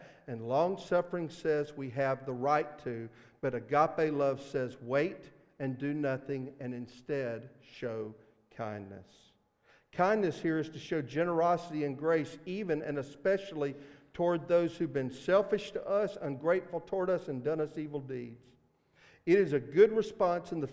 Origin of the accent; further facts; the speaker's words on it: Mississippi, United States; accent: Mississippi; my Mississippi accent